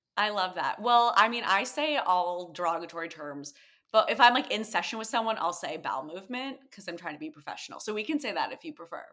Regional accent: Connecticut, United States; moved away as an adult; now in New York, United States; The one I grew up going to in Connecticut

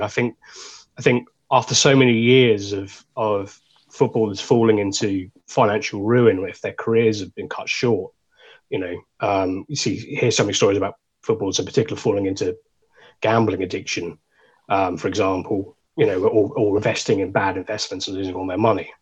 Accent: Suffolk, East of England, United Kingdom; we're from Suffolk

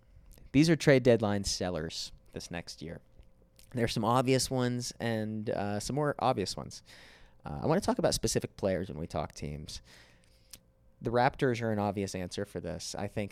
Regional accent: West Virginia, United States; …, I'm from West Virginia. I have love for.

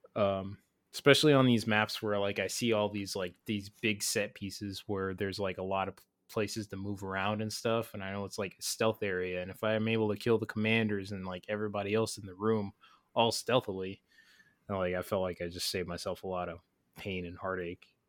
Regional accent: United States; speaking as an American

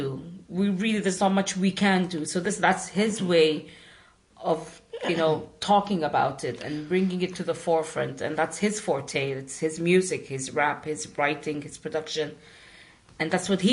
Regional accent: Sudan; moved away as an adult

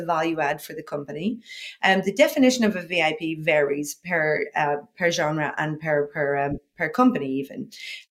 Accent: Ireland; moved away; also born or lived in Dublin; I'm from Ireland originally

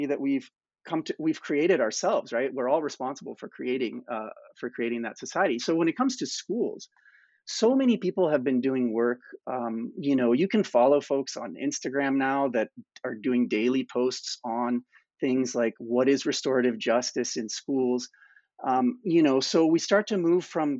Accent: United States; now in Canada; I'm from the United States

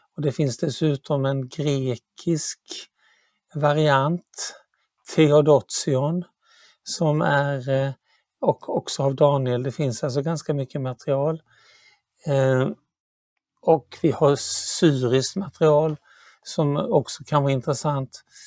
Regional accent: Sweden; jag är ju svensk

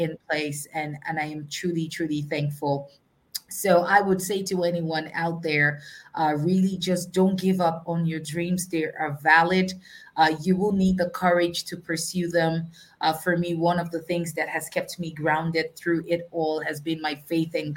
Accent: Nigeria; I am a Nigerian

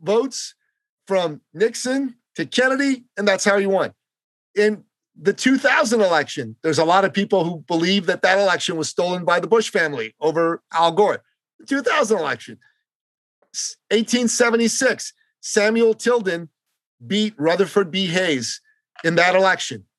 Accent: Iran; also born or lived in Canada; now in United States; I'm from Iran

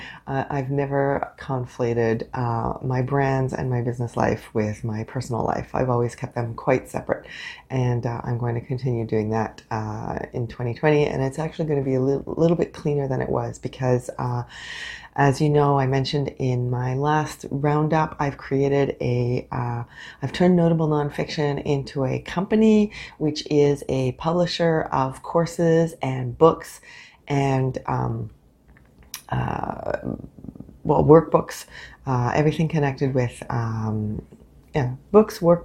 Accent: Canada; I am unapologetically Canadian

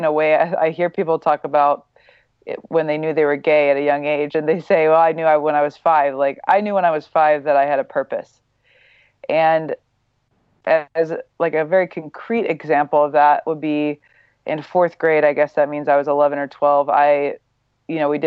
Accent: Midwest, United States; I grew up in the Midwest, very normal

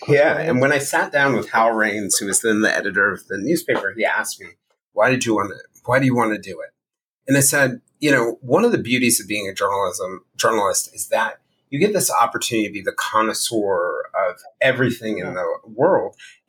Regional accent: Virginia, United States; also born or lived in Texas / Maryland; now in New York, United States; moving to New York after, you know, growing up in Virginia and Texas and Maryland in very homogenous communities

